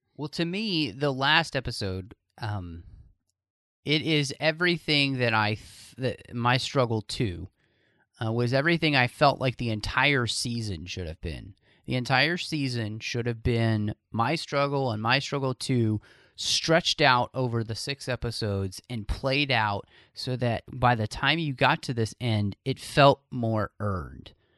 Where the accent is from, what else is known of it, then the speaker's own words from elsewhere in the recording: Texas, United States; I'm from Texas